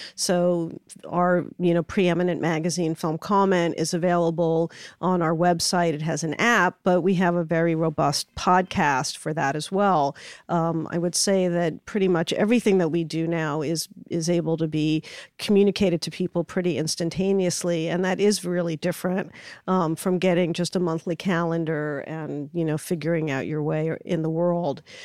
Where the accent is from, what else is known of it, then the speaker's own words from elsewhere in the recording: New York, United States; I grew up in New York